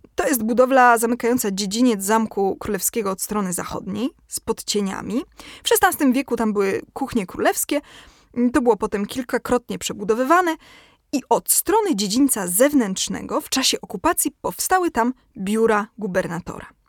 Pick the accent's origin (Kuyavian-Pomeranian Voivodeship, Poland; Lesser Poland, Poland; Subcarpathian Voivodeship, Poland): Lesser Poland, Poland; Kraków; ja jestem z Krakowa